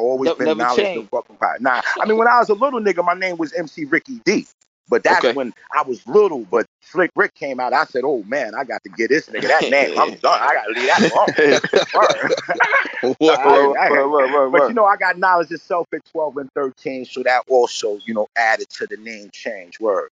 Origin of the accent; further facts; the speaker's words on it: New York, United States; also born or lived in St. Louis, United States / New Jersey, United States; I left St. Louis when I was 2 years old. I was raised in New York.